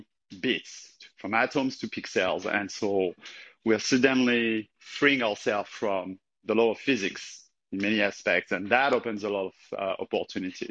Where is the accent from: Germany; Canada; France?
France; French Alps; I'm from the French Alps, so I grew up in an environment with a lot of space, a lot of nature.